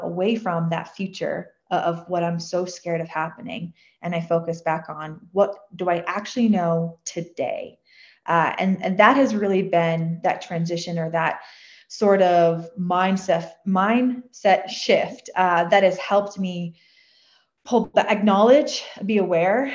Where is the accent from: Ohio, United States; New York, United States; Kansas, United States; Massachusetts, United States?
Massachusetts, United States; a suburb outside of Boston, South Shore; I grew up in a suburb outside of Boston. We were on the South Shore